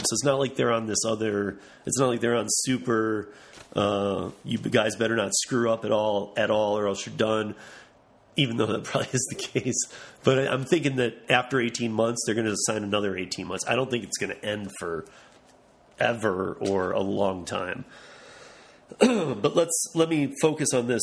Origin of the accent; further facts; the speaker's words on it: Lansing, Michigan, United States; now in Denver, United States; my hometown in Lansing, Michigan